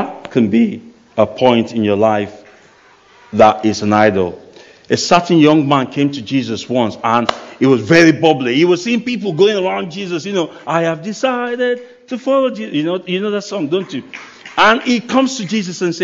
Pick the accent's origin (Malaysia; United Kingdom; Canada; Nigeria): Nigeria; moved away; I come from Nigeria. And in Nigeria, there's no pension system. So you got to take care of yourself when you are young. Otherwise, later in life, you might struggle. So I grew up with that mindset.